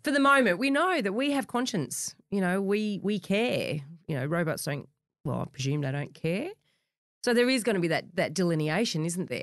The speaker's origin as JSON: {"language": "English", "area": "the Shire", "region": "New South Wales", "country": "Australia", "tie": "born or raised there", "said": "I grew up in the Shire"}